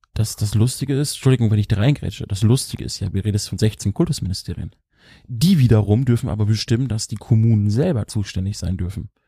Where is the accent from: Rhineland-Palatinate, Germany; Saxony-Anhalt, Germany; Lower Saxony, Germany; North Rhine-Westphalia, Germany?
Lower Saxony, Germany; ich als Niedersachse